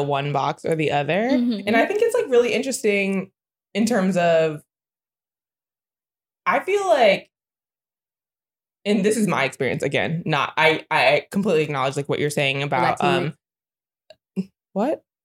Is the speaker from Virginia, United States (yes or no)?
yes; Virginia, United States